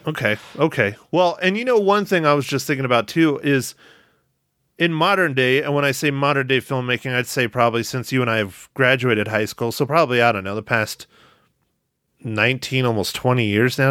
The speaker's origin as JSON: {"language": "English", "area": "Tucson area", "region": "Arizona", "country": "United States", "tie": "born or raised there", "said": "We, you and I grew up down the street from each other practically. So we definitely do have the Old West tied to our bones and our blood, even though it's not the Old West when we were growing up here"}